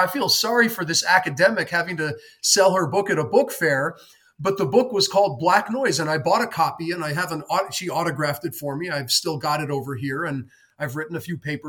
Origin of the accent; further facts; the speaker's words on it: New York City, New York, United States; growing up in New York City